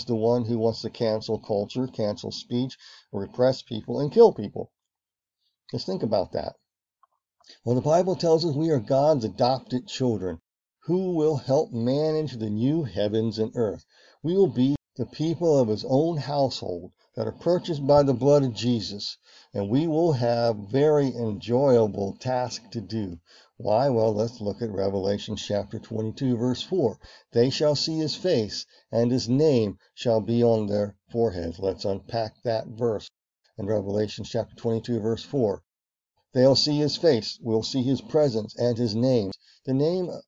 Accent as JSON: {"language": "English", "region": "Virginia", "country": "United States", "tie": "born or raised there", "said": "where I grew up in Virginia, where I spent my summers on my grandparents' farm"}